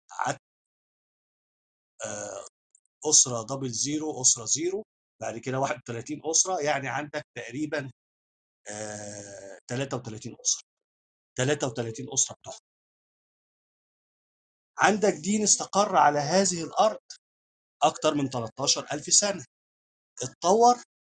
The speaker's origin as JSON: {"language": "Arabic", "country": "Egypt", "said": "أنا مجمّع ثقافات. المصري مجموعة هائلة من الثقافات. أنا خدت من اليونان، وخدت من الرومان."}